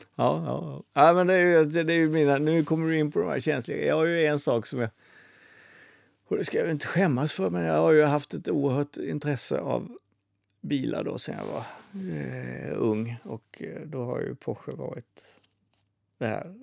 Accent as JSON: {"language": "Swedish", "region": "Småland", "country": "Sweden", "said": "jag som är smålänning"}